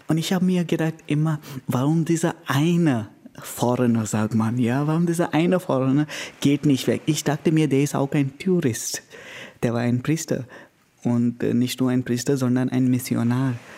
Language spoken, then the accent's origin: German; Goa, India; German is a second language; moved away as an adult; now in Königsbrunn, Germany; ich komme aus Goa, äh, das heißt aus Indien